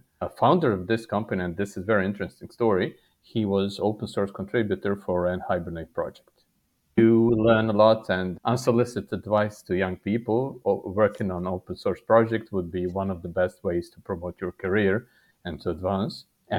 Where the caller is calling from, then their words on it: Serbia; I'm physically sitting in Serbia. For people less familiar with third world countries, this is south of Hungary and east from Croatia and Italy.